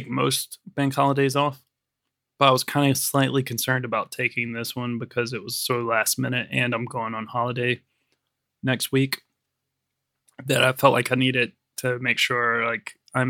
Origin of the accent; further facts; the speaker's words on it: United States; I'm American. I'm a real American.